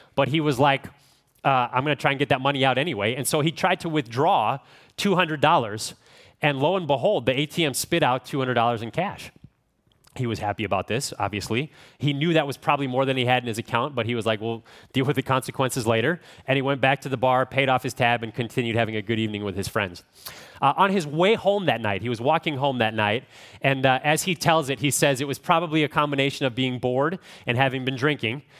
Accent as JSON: {"language": "English", "region": "Midwest", "country": "United States", "said": "I'm from the Midwest, so I don't sound like an Australian"}